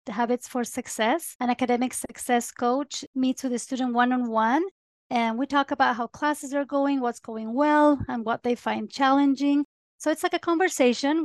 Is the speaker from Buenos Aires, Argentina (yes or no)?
no; Córdoba, Argentina; now in Utah, United States; I am originally from Cordoba, Argentina